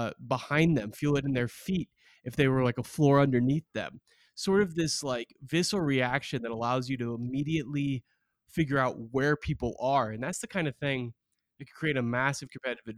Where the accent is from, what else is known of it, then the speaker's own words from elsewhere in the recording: Beaverton, Oregon, United States; my hometown. Shout out to Beaverton, Oregon